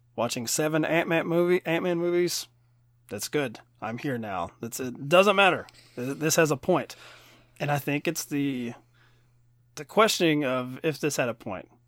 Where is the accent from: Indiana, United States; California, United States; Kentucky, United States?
Kentucky, United States; born or raised there